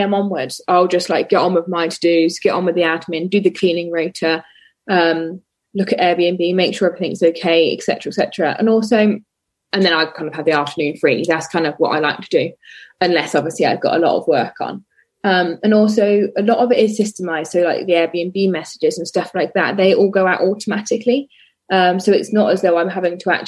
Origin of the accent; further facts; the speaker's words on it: Oxford, South East England, United Kingdom; moved away as an adult; now in Dorset, United Kingdom; I am from Oxford and my family still live in Oxford, but my partner and I moved to Dorset